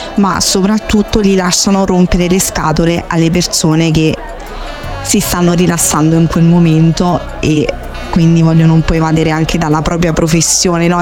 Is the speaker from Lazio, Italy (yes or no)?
yes; Frosinone, Lazio, Italy; now in Rome, Italy; vengo da Frosinone